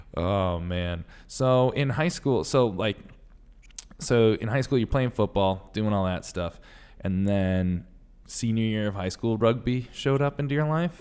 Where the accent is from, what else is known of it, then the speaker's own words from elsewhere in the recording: Connecticut, United States; now in New York, United States; I'm from Connecticut